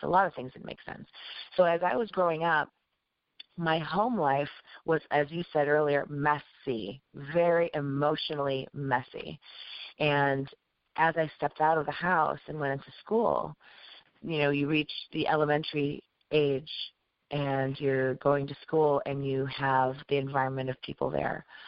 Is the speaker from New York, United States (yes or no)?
no; Chicago, Illinois, United States; I was born and raised in Chicago, but my parents came from obviously where they came from.